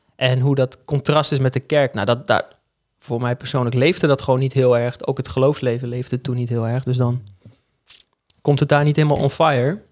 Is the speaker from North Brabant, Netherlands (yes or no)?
no; Hengelo, Overijssel, Netherlands; moved away as an adult; also born or lived in Arnhem; now in Groningen, Netherlands; geboren in Arnhem en opgegroeid in Hengelo. Dus Ik oh. ben eigenlijk een tukker